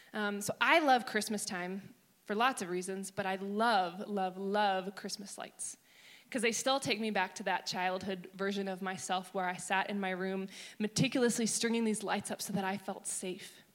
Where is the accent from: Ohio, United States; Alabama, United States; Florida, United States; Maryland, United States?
Maryland, United States; I grew up in Maryland